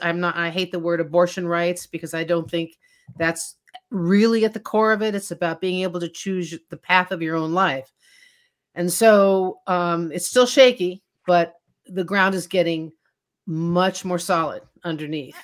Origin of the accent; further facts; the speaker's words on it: Washington, District of Columbia, United States; growing up in Washington, D C